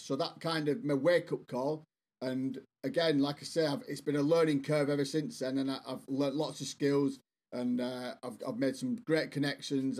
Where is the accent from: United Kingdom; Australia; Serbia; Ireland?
United Kingdom; Bolton, North West England; moved away as an adult; now in South West England, United Kingdom; I'm from England, as you can probably guess. Uh, I'm actually originally from the northwest, a town called Bolton.